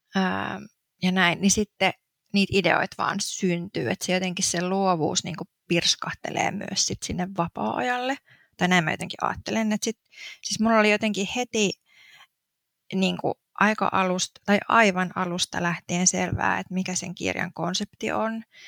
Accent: Turku, Southwest Finland, Finland; moved away as an adult; also born or lived in Helsinki; now in Espoo, Finland; alun perin siis oon kotoisin tuolta Turusta

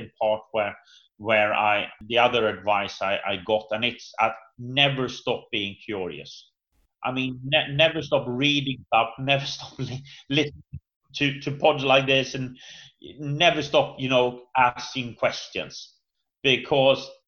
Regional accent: Sweden; I'm from Sweden

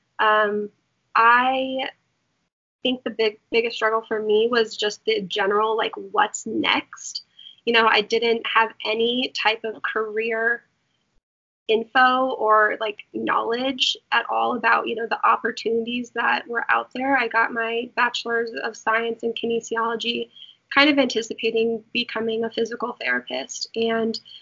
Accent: Colorado, United States; moved away as an adult; also born or lived in Florida; I'm from Colorado

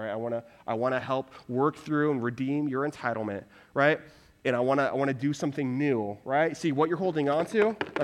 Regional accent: Houston, Texas, United States; moved away as an adult; also born or lived in Waco, Texas / Dallas, Texas; now in Denver, United States; I grew up in the Houston area

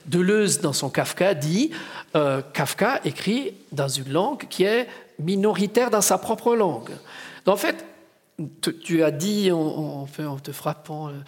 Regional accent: Ticino, Switzerland; je voudrais revenir un moment avec Maurice sur cette question de je viens du Tessin.

